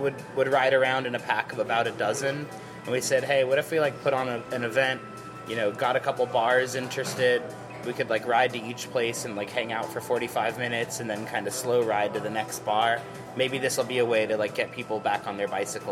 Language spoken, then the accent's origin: English; Las Vegas, Nevada, United States; Born and raised in downtown Las Vegas.